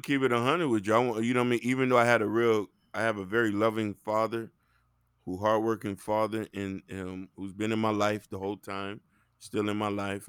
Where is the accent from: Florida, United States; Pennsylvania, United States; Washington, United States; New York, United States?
Florida, United States; Dade County; I'm from Dade County, Chopper City.